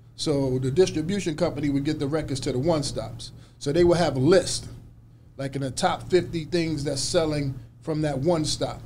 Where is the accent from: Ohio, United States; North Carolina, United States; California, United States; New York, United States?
New York, United States; New York City; as a kid growing up in New York, I mean, we were just doing that every day in New York City